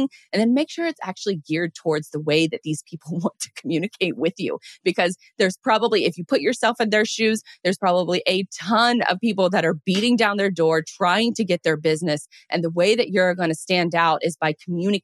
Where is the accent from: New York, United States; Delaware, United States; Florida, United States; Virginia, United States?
Florida, United States; I'm from Florida